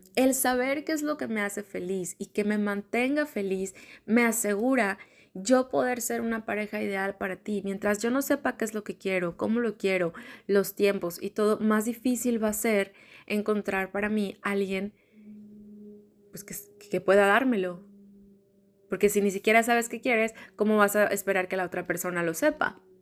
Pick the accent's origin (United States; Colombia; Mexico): Mexico; Monterrey, Nuevo León; Como niña, como niña regia, desde chiquita